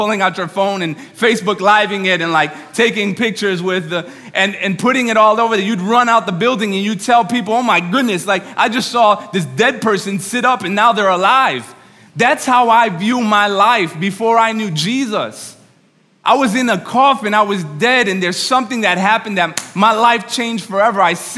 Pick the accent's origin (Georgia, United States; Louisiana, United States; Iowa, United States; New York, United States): New York, United States; By the way, I'm from New York. You can talk back to me, all right?